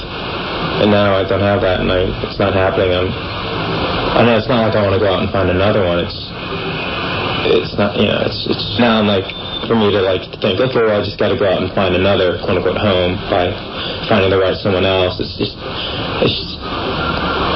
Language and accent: English; San Francisco, California, United States; I grew up in San Francisco. I was born and raised here. I'm a native